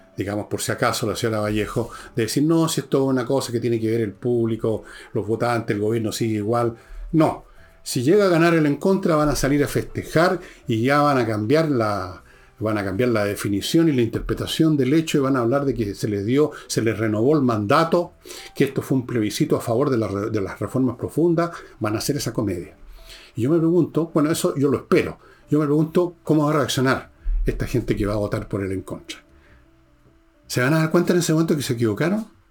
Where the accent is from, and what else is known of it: Chile